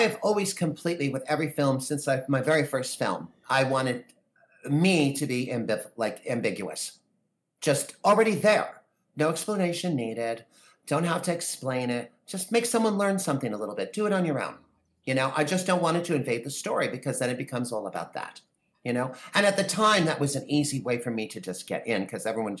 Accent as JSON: {"language": "English", "region": "New York", "country": "United States", "also_born_or_lived": "New Jersey", "said": "I'm also from New York and New Jersey, so I kind of got that sensibility about me that kind of toughens us up a little bit."}